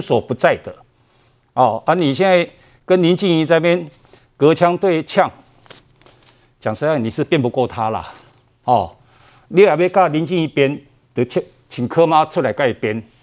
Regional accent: Taipei, Taiwan; 我是万华长大，所以龙山国小毕业

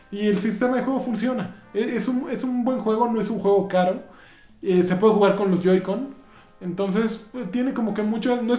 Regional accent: Mexico; Este, pues está así porque somos mexicanos, ¿no?

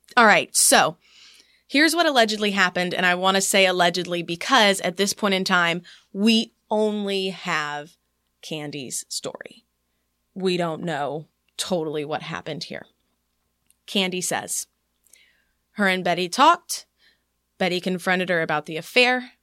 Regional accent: East Texas, United States; accent: Southern; moved away; also born or lived in Wylie, Texas / Houston, Texas; when I moved from East Texas to Wiley, that was when people started picking on me for having a Southern accent

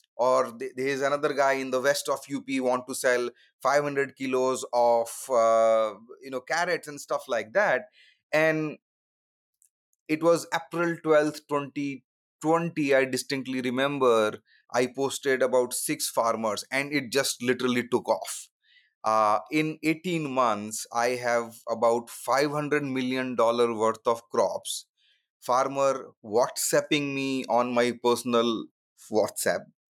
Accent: India; moved away as an adult; also born or lived in Redmond, Washington / Silicon Valley; I grew up in India, you know, lower middle class family

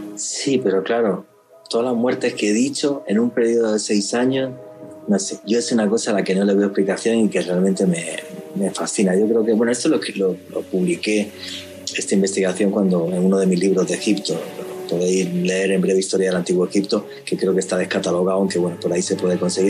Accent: Spain; moved away; soy español

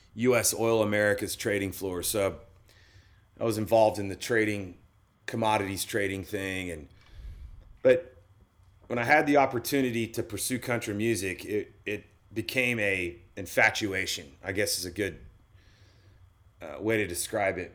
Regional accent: Oklahoma, United States; moved away as an adult; also born or lived in Colorado; I grew up in Oklahoma

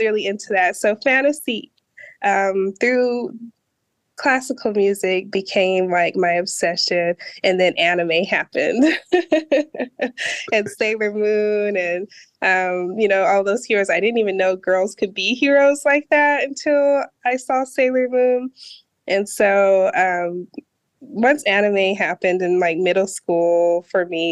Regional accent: New Mexico, United States; also born or lived in Denver, Colorado; I'm originally from New Mexico, but for a brief span of my childhood, I lived in Denver, Colorado.

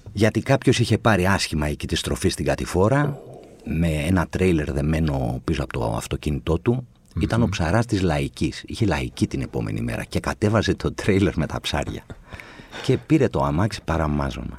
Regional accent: Athens, Attica, Greece; also born or lived in Chalandri / Kypseli / Pangrati; παρότι γεννήθηκα στο Χαλάνδρι, εγώ μεγάλωσα στα Εξάρχεια

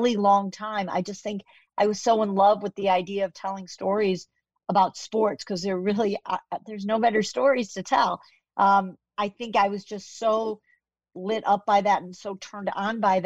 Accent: Chicago, Illinois, United States; moved away; also born or lived in Kansas; I'm a Chicago girl, but I went to the University of Kansas. So I adopted, you know, I have a little bit of Kansas in me, but Chicago is really my foundation

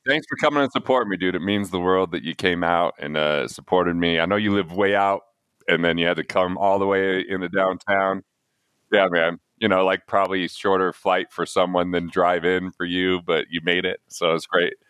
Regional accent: Price, Utah, United States; I grew up in Price, even though it's a coal mining, you know, blue collar

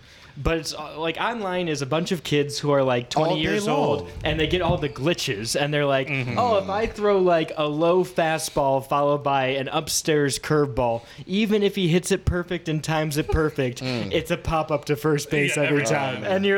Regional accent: Cleveland, Ohio, United States; I'm from Cleveland.

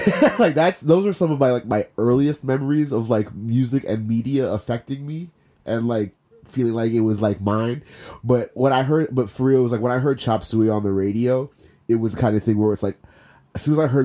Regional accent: Maryland, United States; also born or lived in Panama / Virginia; I was born in Panama, and then I lived there until I was three, and then I I lived in Virginia for three years. moved to, moved to Maryland when I was six, right?

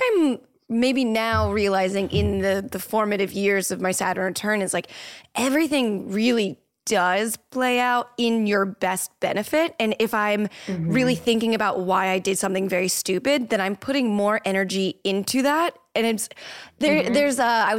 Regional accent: Florida, United States; now in Los Angeles, United States; I'm from Florida and I need it to be sunny all the time. That's why I live in Los Angeles now

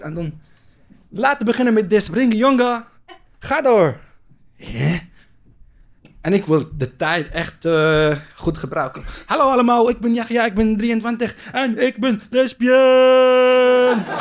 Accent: Palestine; Dutch is a second language; moved away as an adult; now in Netherlands; Ik kom uit Palestina. Ik kom uit een kleine stad.

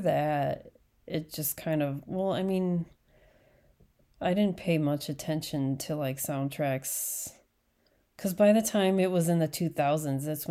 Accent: Chicago, Illinois, United States; I grew up in Chicago

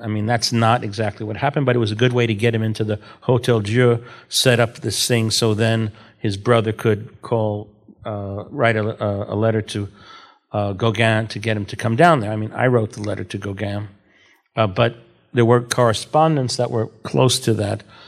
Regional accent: New York City, New York, United States; I'm from Brooklyn

